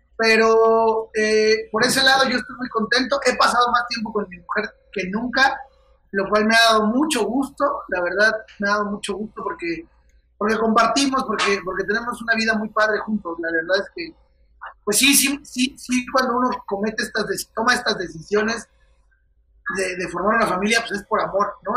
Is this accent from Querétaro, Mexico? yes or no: yes; Querétaro, Mexico; moved away as an adult; now in Mexico City, Mexico; Querétaro, que es el lugar donde yo, donde yo nací